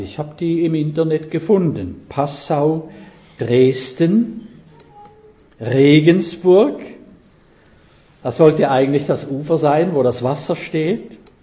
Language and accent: German; Switzerland; ich bin Schweizer.